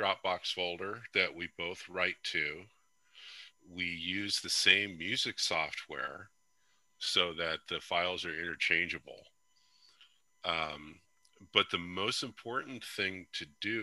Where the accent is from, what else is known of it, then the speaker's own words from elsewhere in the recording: California, United States; moved away as an adult; now in Arkansas, United States; I'm originally from California. I moved to Arkansas a couple years ago